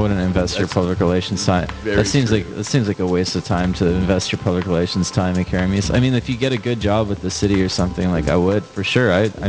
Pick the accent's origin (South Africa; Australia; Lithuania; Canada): Canada; Kenora, Ontario; also born or lived in Toronto; I'm from a town and I'm from Kenora. Do you know where that is?